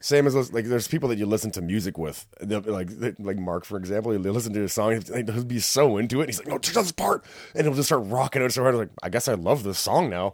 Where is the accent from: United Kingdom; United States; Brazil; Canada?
Canada; Whitby, Ontario; I'm not from here. I'm from Whippy